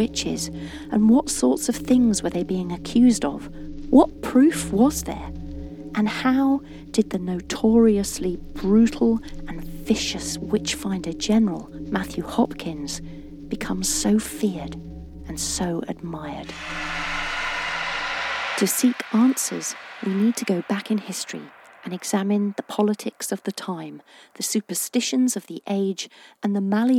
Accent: East Anglia, East of England, United Kingdom; I was born in East Anglia and grew up here, nurtured by its woods, golden cornfields and sparkling

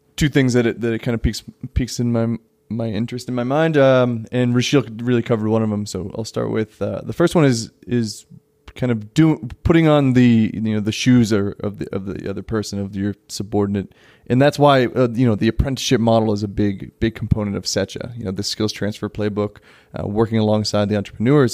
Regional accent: United States; also born or lived in Parkhurst, Johannesburg, South Africa; now in Johannesburg, South Africa; I am American and, you know, I live in Parkhurst

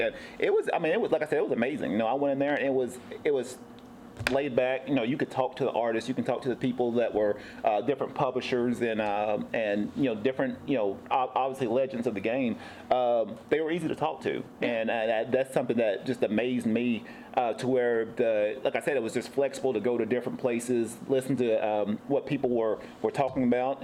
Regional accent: Tennessee, United States; now in San Diego, United States; I'm actually from the East Coast. I'm from Tennessee

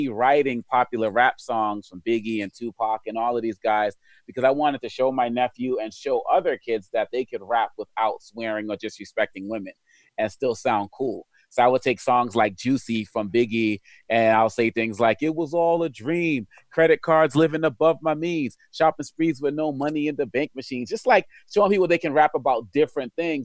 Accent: Boston, Massachusetts, United States; when I was a kid, you know, growing up in Boston with this African name and African background

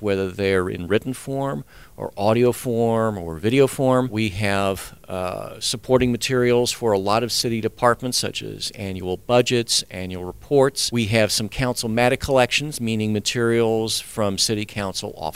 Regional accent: Orange County, California, United States; also born or lived in Altadena; I grew up in Orange County, so I'm a Southern California native

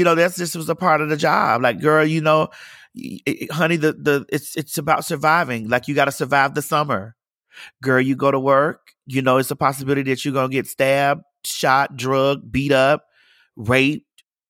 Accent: Miami, Florida, United States; I'm from Miami. I'm from Dade County.

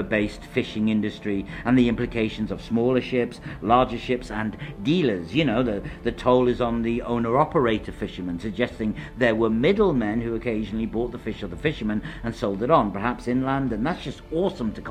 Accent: London, United Kingdom; as a Londoner

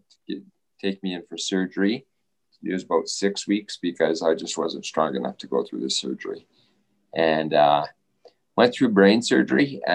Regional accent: Southern Alberta, Canada; also born or lived in Kingston, Ontario / Spokane, Washington, United States; I live here in Lethbridge, and I grew up in Southern Alberta

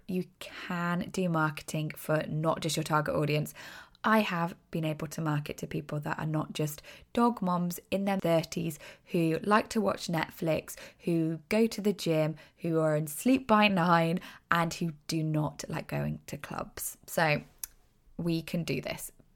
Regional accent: United Kingdom; accent: British; I'm British, obviously, from my accent.

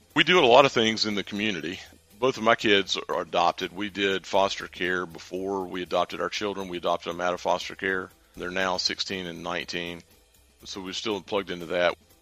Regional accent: Durham, North Carolina, United States; now in Charlotte, United States; I'm from Durham originally, although I live in Charlotte now

